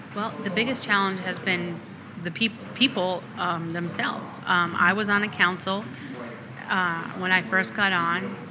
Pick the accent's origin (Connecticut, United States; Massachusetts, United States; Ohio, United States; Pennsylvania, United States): Connecticut, United States; moved away; where I grew up in Connecticut